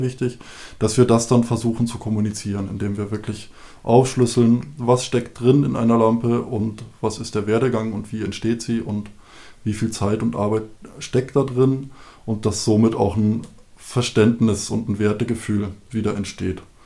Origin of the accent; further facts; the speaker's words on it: Bavaria, Germany; now in Seewalde, Germany; wir kommen aus Bayern, da ist eine unglaublich tiefe, schwarze, satte Erde